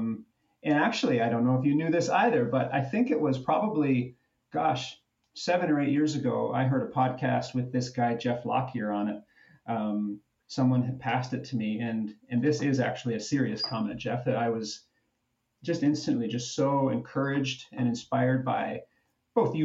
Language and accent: English; Niagara Falls, Ontario, Canada; moved away as an adult; also born or lived in Waterloo; now in Toronto, Canada; So I grew up in Niagara Falls, Ontario, as it just so happens. I was born in the unspeakable north of Ontario, but moved to Niagara at a very young age.